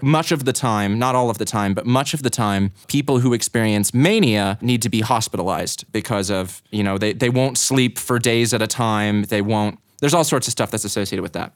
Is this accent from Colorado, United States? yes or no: yes; Boulder, Colorado, United States; also born or lived in Greeley, Colorado / Longmont, Colorado / Louisville, Colorado / Lafayette, Colorado; I was born in Greeley, in nineteen ninety-four, I spent most of my time growing up in Boulder, Colorado